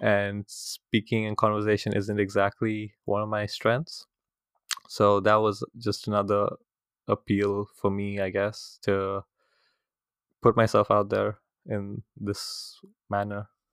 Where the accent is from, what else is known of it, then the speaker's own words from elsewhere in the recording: India; moved away; coming from India where I'm from